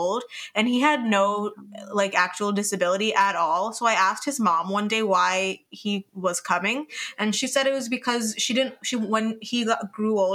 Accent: New Jersey, United States; we're from New Jersey

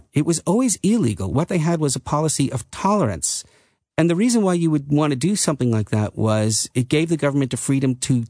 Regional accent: United States; now in Netherlands; like I experienced growing up in the United States.

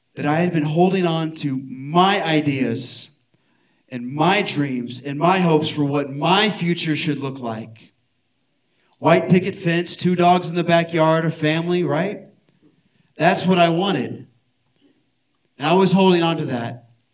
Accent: Houston, Texas, United States; I'm from Houston

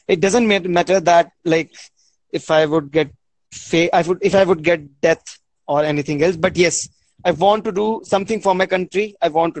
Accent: India; I'm from India.

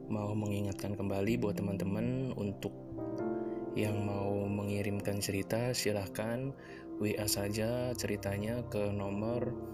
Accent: Central Java, Indonesia; Aku asli Jawa Tengah tapi aku tidak akan menyebutkan dari mana asalku lebih spesifik.

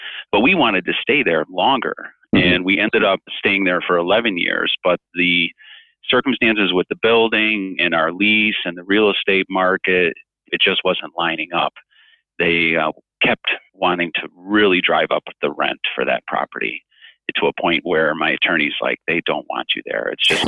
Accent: Chicago, Illinois, United States; also born or lived in East Coast; I'm a kind of a Chicago boy. I mean, I was born on the East Coast, and then my parents moved me all over the place. But by the time I was like in junior high, we settled in the Chicago area.

